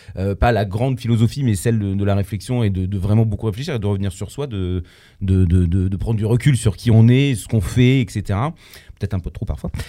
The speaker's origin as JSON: {"language": "French", "country": "Poland", "said": "Je suis polonais"}